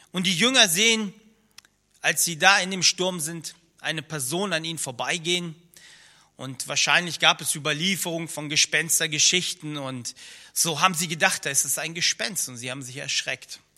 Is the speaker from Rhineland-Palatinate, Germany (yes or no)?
yes; Rhineland-Palatinate, Germany; also born or lived in Soviet Union; ich komme aus dem Kreis Ahrweiler, etwas über eine Autostunde von hier entfernt und äh, bin noch in der ehemaligen Sowjetunion geboren.